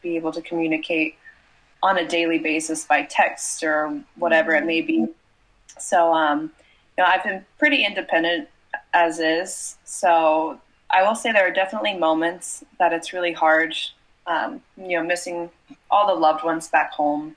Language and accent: English; Ohio, United States; moved away as an adult; also born or lived in France; I'm from Ohio in the United States.